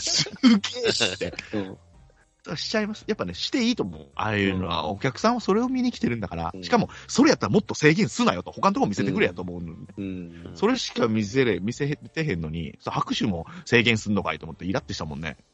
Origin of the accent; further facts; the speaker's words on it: Kagoshima, Japan; accent: Kagoshima dialect; 鹿児島弁が出ました